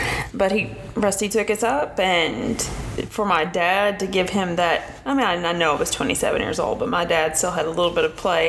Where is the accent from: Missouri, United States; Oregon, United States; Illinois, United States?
Missouri, United States; Steele; also born or lived in Jonesboro; my hometown church, which is a very tiny Baptist church in Steele, Missouri.